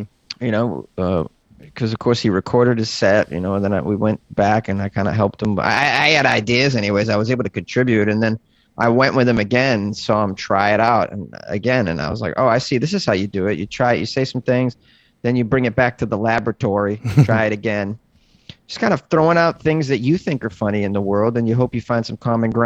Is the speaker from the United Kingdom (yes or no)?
no; Massachusetts, United States; now in Los Angeles, United States; I started in Massachusetts, which is where I grew up.